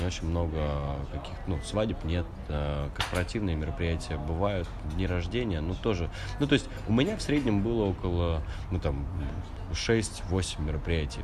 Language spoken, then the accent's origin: Russian; Siberia, Russia; now in Moscow, Russia; мама у меня живет в Сибири, я сам из Сибири